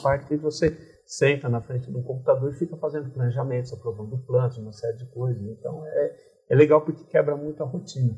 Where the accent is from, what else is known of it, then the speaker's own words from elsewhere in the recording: Tupã, São Paulo, Brazil; moved away; nasci em Tupã, uma cidade pequena no interior do estado de São Paulo